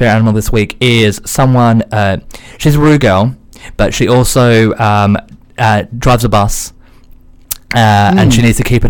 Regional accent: Australia; Yes, I mean, as an Australian, what I actively told the studio was like, can we make it as close to the sun as we possibly can?

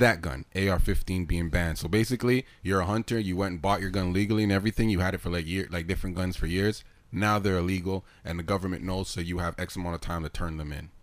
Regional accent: New York, United States; Brooklyn, man. That's where niggas is from

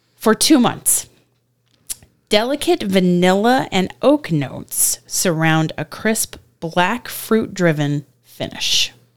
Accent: Virginia, United States; I was born in Virginia

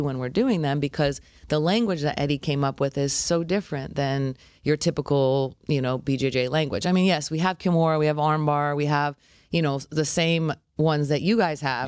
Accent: Los Angeles, California, United States; moved away as an adult; also born or lived in Albuquerque / Maui; now in Boca Raton, United States; I'm from Los Angeles, so anytime I moved away, I moved to, um, Albuquerque

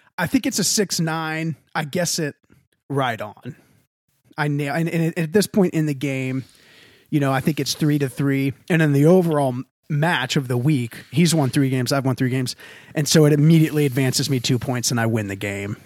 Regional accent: Texas, United States; I'm from Texas.

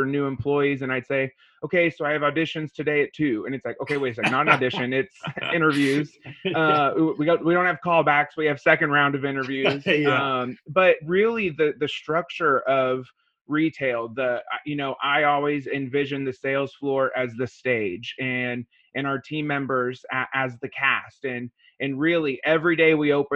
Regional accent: Ferdinand, Indiana, United States; moved away as an adult; now in Washington State, United States; I grew up in Indiana.

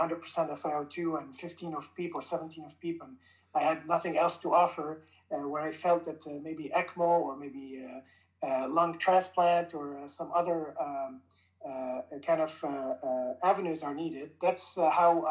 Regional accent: Lebanon; moved away as an adult; now in Cleveland, United States; I was born in Lebanon

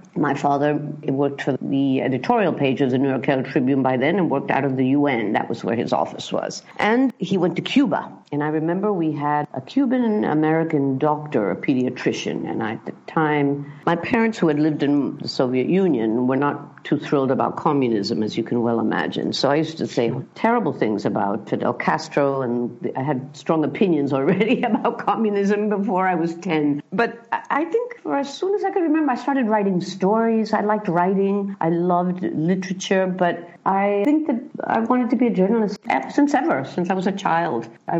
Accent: London, United Kingdom; born there; I was born in London to a journalist father.

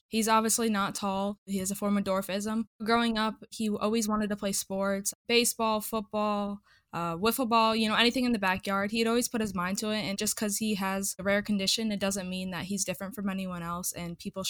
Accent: Midwest, United States; Yeah, honestly, growing up in the Midwest, I feel like I didn't have to deal with that as much.

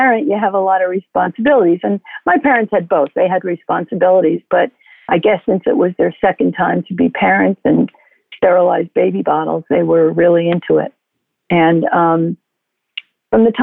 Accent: New York City, New York, United States; I was born in Brooklyn, New York, in a hospital that no longer exists called Shore Road Hospital.

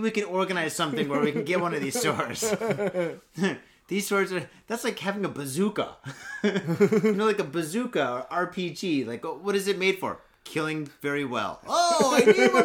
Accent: United States; now in Japan; I'm American

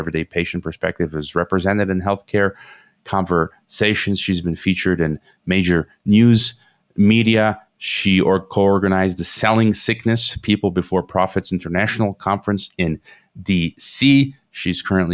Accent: Chicago, Illinois, United States; moved away; I'm originally from Chicago, Illinois, but I live around the world

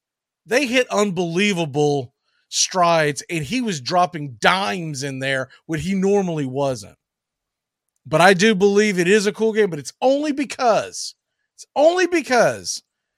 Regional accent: Jacksonville, Florida, United States; I was born in Jacksonville.

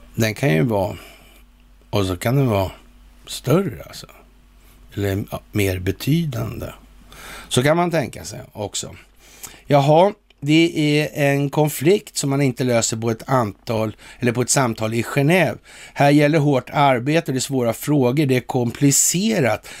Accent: Sweden

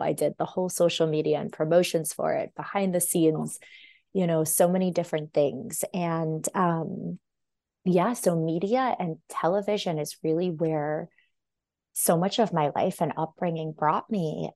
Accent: Los Angeles, California, United States; moved away as an adult; also born or lived in Michigan; I grew up in Los Angeles

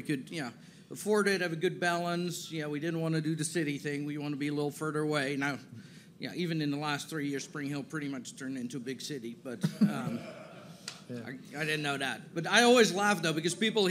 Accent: Netherlands; moved away as an adult; also born or lived in San Diego / Chicago; now in Tennessee, United States; I didn't grow up in Tennessee, so I grew up in the Netherlands, born and raised there.

